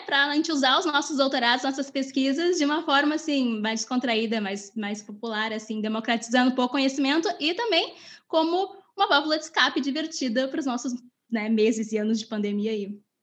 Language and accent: Portuguese; Rio Grande do Sul, Brazil; accent: gaúcho; eu me esforço muito para esconder o meu não sotaque de gaúcha